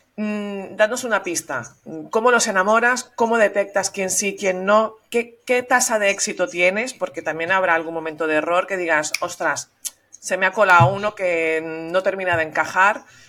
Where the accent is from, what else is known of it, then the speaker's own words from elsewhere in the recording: Venezuela; also born or lived in Madrid, Spain; now in Catalonia, Spain; yo soy nacida en Venezuela, pero de padres catalanes